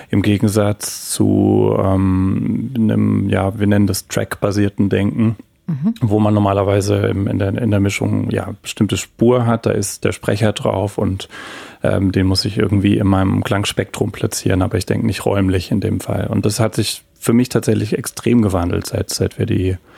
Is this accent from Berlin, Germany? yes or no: no; Heidelberg, Baden-Württemberg, Germany; Absolut, ja. Ich bin in Heidelberg geboren, aufgewachsen und äh, habe hier auch angefangen zu studieren, zwei Jahre Physik tatsächlich.